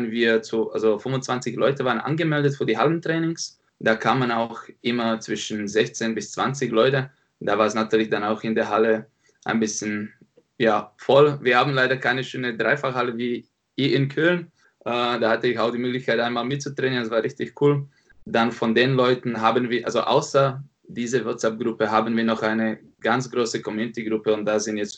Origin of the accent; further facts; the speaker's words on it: Slovakia; now in Munich, Germany; Genau, also ich komme ursprünglich aus der Slowakei, bin jetzt schon seit sieben Jahren in München.